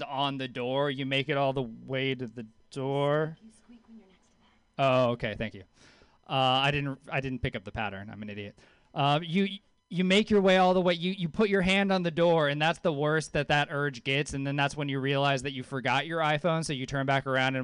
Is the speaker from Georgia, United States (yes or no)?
no; Louisiana, United States; moved away; I grew up in Louisiana. I grew up with a hippie mom in Louisiana